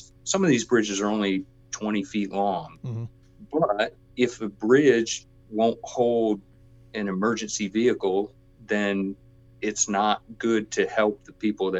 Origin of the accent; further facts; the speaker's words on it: Michigan, United States; growing up in Michigan, I remember, you know, going through cornfields with my dad and finding section corners